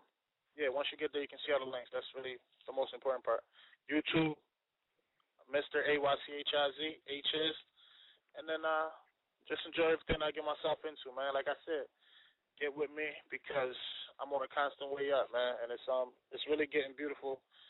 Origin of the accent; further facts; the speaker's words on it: Trinidad & Tobago; now in Philadelphia, United States; I'm from Trinidad. I'm an artist as well as a director, I guess you could say.